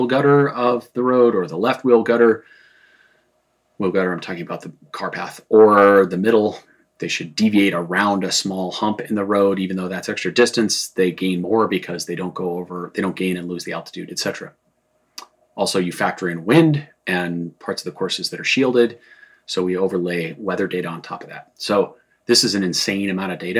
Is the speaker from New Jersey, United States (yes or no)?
no; Boulder, Colorado, United States; I grew up in Boulder. We had a home in the foothills above Boulder.